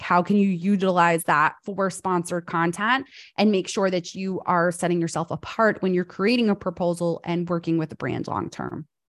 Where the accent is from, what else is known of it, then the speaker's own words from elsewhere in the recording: New York, United States; moved away as an adult; now in North Carolina, United States; I'm a fast talker because I grew up in New York